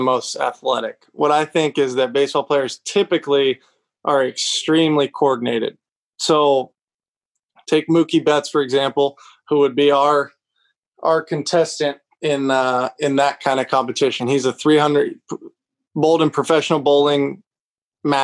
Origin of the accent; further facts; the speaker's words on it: Lexington, Kentucky, United States; also born or lived in Nashville, Tennessee; I grew up in Lexington, which pure college town. I love it. Still live here